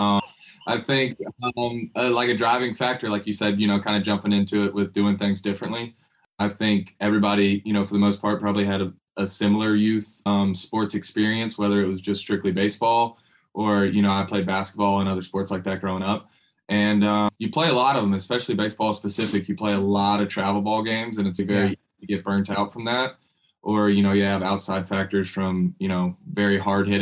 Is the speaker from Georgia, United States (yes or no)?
yes; Richmond Hill, Georgia, United States; And I grew up in Richmond Hill, which is about 30 minutes south of Savannah, a little kind of smaller suburb town.